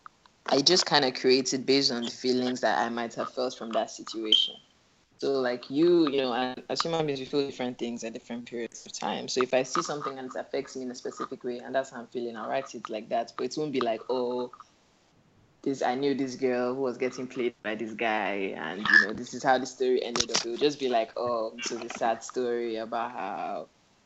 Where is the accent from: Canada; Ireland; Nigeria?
Nigeria; Abuja, Federal Capital Territory; moved away as an adult; also born or lived in England; grew up in Abuja. Most of my life spent in Abuja. I went to school in England